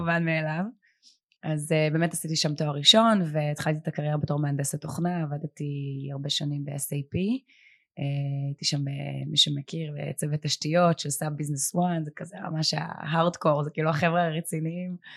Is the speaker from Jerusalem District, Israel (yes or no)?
no; Herzliya, Tel Aviv District, Israel; אני גדלתי בהרצליה